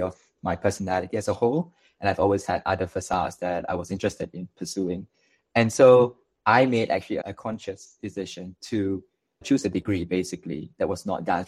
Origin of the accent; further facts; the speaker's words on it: Malaysia; now in Singapore; I'm actually from Malaysia